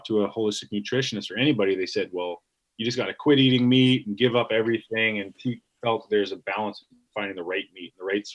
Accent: Canada; being Canadian, being Canucks, being the only hunting show on that network

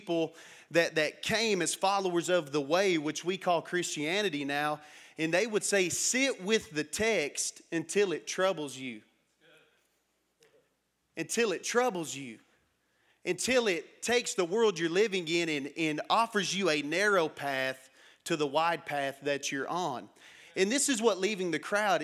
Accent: Matador, Texas, United States; I grew up in Matador, Texas

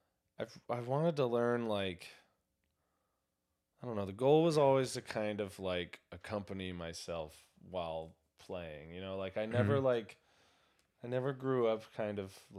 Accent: San Clemente, California, United States; I'm from California. I'm from Southern California

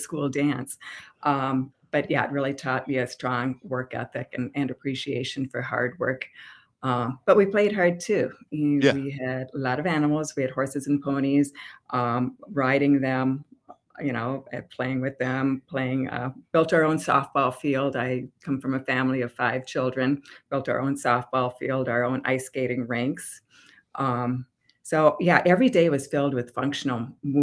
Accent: Albert Lea, Minnesota, United States; also born or lived in Rochester, Minnesota; I was born in Albert Lea, Minnesota

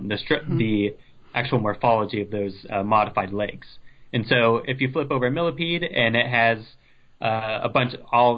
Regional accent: Ohio, United States; moved away; I'm from Ohio, so I was living there at the time

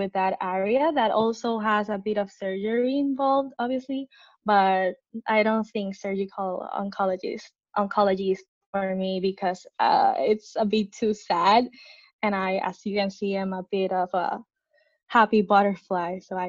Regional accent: San Juan, Puerto Rico; I was born and raised in San Juan, Puerto Rico

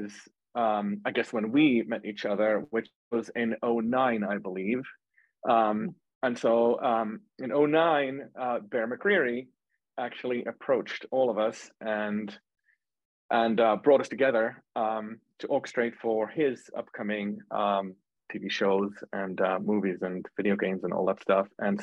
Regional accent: Finland; moved away as an adult; now in United States; I'm from Finland

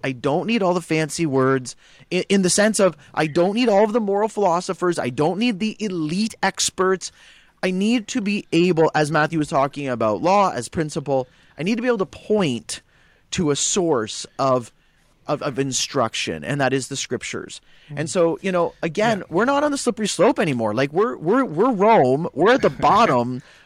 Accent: Guelph, Ontario, Canada; I grew up in Guelph, right. I grew up in Little Italy

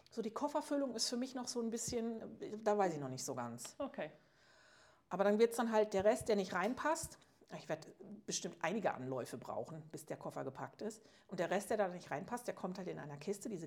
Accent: Switzerland; ja, ist ja bei uns in der Schweiz

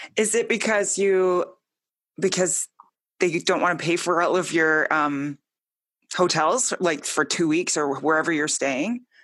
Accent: Edmonton, Alberta, Canada; I grew up in Edmonton.

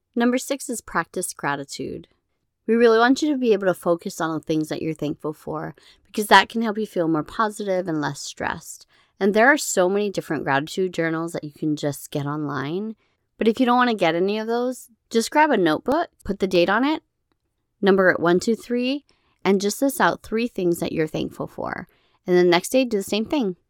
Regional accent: Hawaii, United States; moved away; growing up in Hawaii

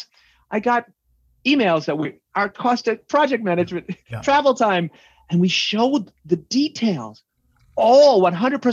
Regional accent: New York, United States; I'm a New Yorker from an Irish Catholic family

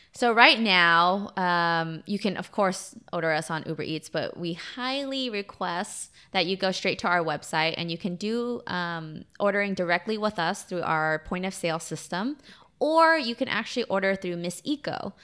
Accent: United States; I'm Vietnamese American

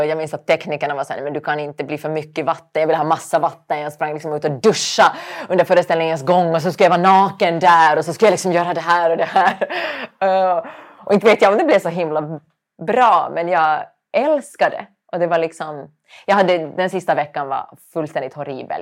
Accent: Finland; accent: Finland Swedish; moved away as an adult; now in Sweden; jag är finlandssvensk

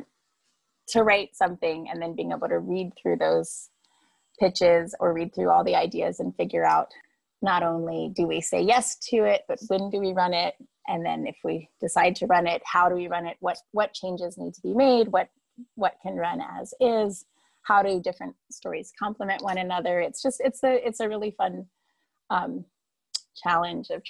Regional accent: Washington, District of Columbia, United States; moved away as an adult; also born or lived in Alabama / Philadelphia; now in Comer, United States; they moved us to Washington, D.C. And that's where I grew up

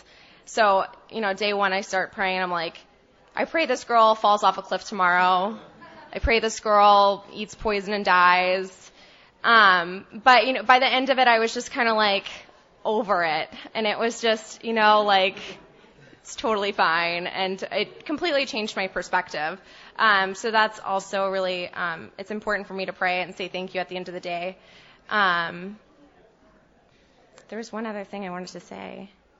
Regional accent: Texas, United States; moved away; also born or lived in Boston; I'm from Texas

